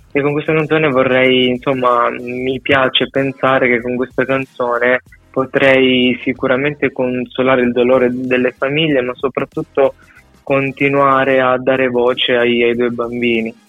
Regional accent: Sicily, Italy; moved away as an adult; del mio paese in Sicilia

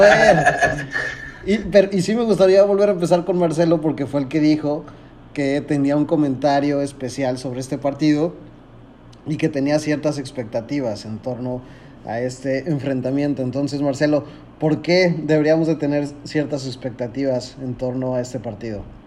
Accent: Puebla, Mexico; Soy poblano, este, he tenido la oportunidad de ir al estadio desde chiquito

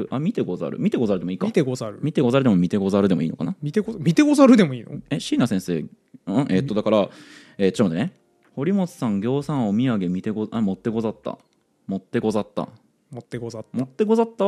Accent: Aichi, Japan; moved away

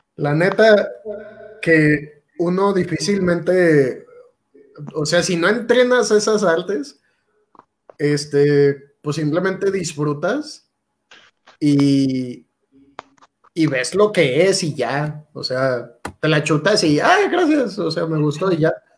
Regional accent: Mexico

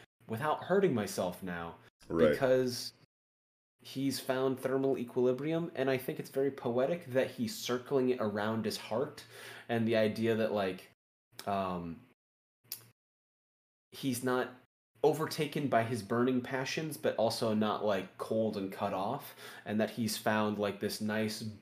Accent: the Bible Belt, United States; I came from the Bible Belt and I was raised in a pretty religious environment

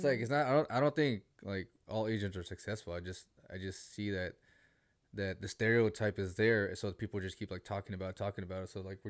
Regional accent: Australia; Like, I'm Australian

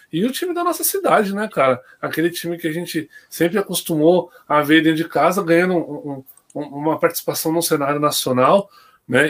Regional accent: São Bernardo do Campo, São Paulo, Brazil; Eu nasci na Neumater, né, mano? Então tá escrito lá São Bernardo.

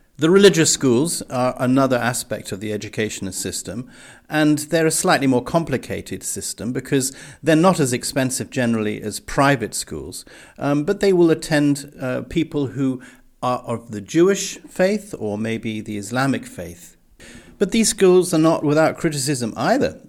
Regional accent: England, United Kingdom; moved away; growing up in the English public school system

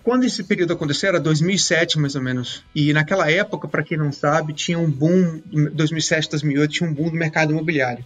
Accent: Goiânia, Goiás, Brazil; eu nasci em Goiânia, uh, sou goiano, eu estudei mecânica industrial na, na escola técnica

